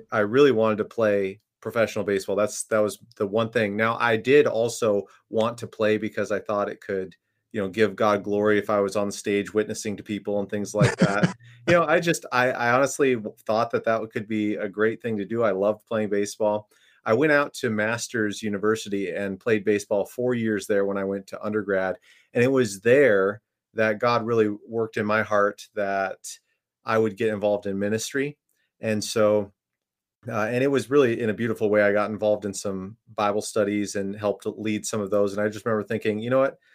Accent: Minnesota, United States; I grew up in Minne, uh, Minnesota, so very familiar with the cold and the winter there

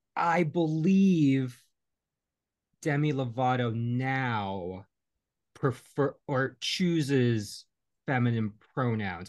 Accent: New York, United States; as a New Yorker

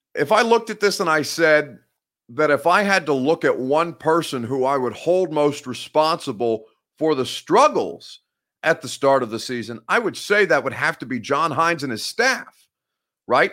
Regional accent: Indiana, United States; I'm from Indiana. That's the Midwest

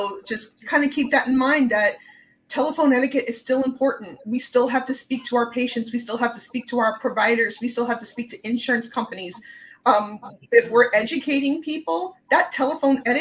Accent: New York, United States; and here I am from New York. And every time I would speak, their automated system would kick me out because it didn't understand what I was saying.

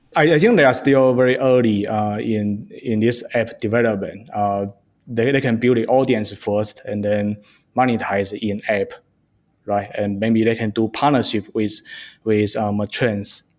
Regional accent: China; moved away as an adult; now in United States; I grew up in China, and I came to U S

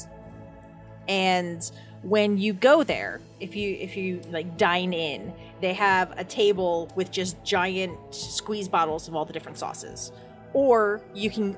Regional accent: Pennsylvania, United States; also born or lived in Berks County, Pennsylvania / Lancaster County, Pennsylvania; I am from Pennsylvania. I was born here. I was raised here.

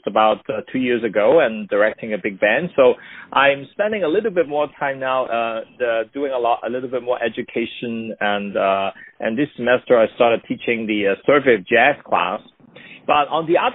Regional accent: Hong Kong; also born or lived in New York, United States; now in Los Angeles, United States; I grew up in Hong Kong, and that was still under the British

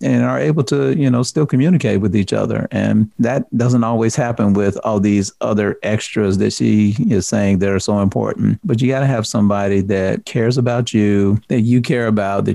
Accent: the South, United States; I'm from the South

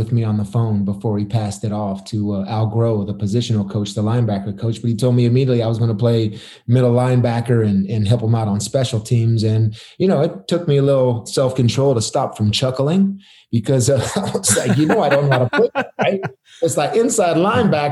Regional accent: Arizona, United States; I was from Arizona

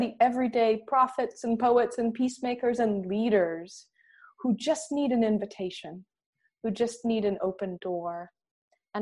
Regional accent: Michigan, United States; growing up in Michigan where I did

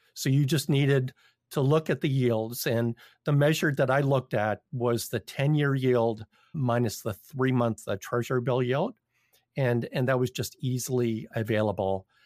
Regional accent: Toronto, Ontario, Canada; I'm from Toronto.

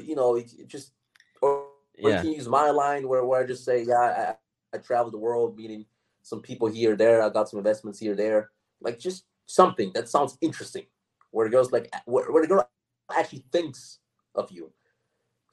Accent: Austria; moved away as an adult; also born or lived in United States; I'm from Austria

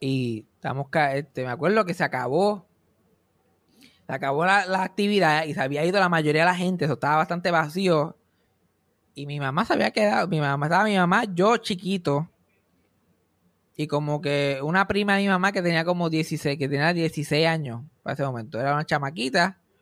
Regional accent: Mayagüez, Puerto Rico; mi pueblo de Mayagüez

